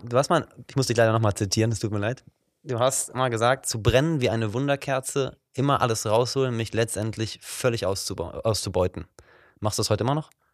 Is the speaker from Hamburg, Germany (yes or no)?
no; Wuppertal, North Rhine-Westphalia, Germany; now in Cologne, Germany; Ich komme ursprünglich aus Wuppertal